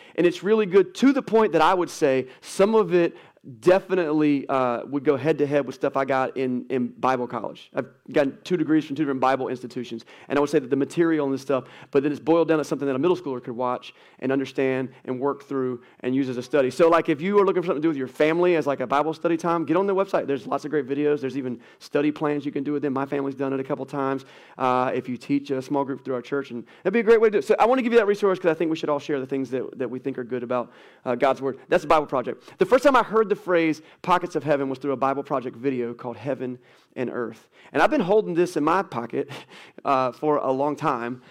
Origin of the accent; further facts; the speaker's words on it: United States; American Christians